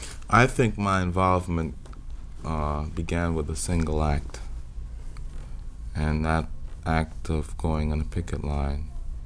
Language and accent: English; New York, United States; also born or lived in West Indies; Well, I was born in Harlem, in Harlem Hospital. But my parents were also from Trinidad.